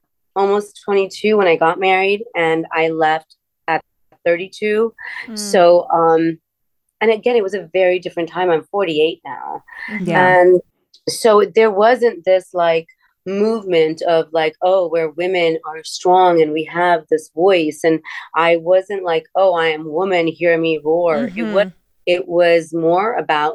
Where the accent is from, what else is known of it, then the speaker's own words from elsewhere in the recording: Miami, Florida, United States; moved away as an adult; also born or lived in India; I grew up in Miami